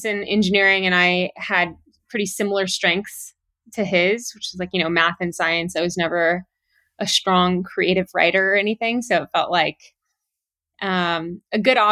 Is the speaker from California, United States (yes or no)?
yes; Southern California, United States; also born or lived in Miami, Florida; I was born in Miami and moved over to California when I was 5. So pretty early on in life, and spent most of my youth in Southern California.